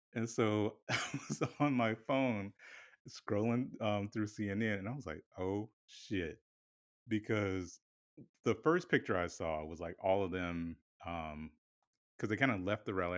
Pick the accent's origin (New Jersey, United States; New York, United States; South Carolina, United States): South Carolina, United States; now in Philadelphia, United States; we're both from South Carolina. Like both of our families are, you know, South Carolina born and raised